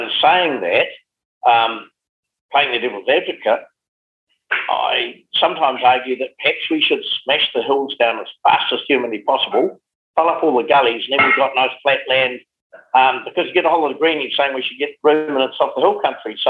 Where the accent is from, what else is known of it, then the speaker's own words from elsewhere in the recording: Geraldine, Canterbury, New Zealand; also born or lived in Timaru; now in Hawke's Bay, New Zealand; I've always said my heart is the Mackenzie, but my wallet is in Hawke's Bay. I'd always wanted to farm, and being based in Geraldine, I used to sort of wander along the road